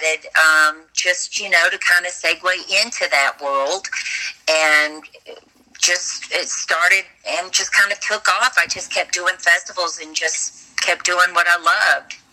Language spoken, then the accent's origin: English; the Delta, southern United States, Louisiana, United States; I grew up in the South, in the United States, down in the Delta area